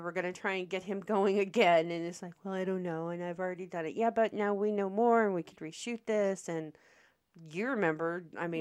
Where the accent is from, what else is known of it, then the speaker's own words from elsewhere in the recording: Omaha, Nebraska, United States; I was born and raised in Omaha, Nebraska